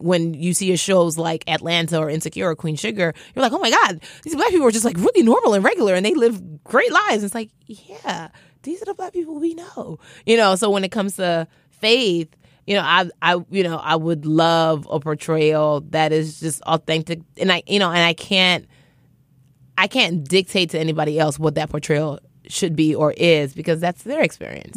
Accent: Nigeria; I'm Nigerian.

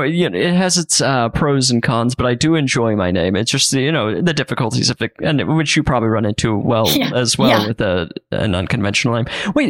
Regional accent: Salt Lake City, Utah, United States; I'm from Salt Lake.

